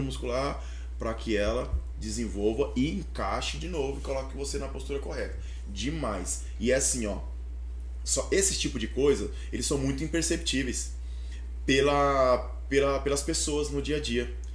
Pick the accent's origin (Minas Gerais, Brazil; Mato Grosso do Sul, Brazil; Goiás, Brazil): Goiás, Brazil; Aragarças; moved away; also born or lived in Primavera do Leste / Barra do Garças; eu sou de Aragarças, meus pais são de lá.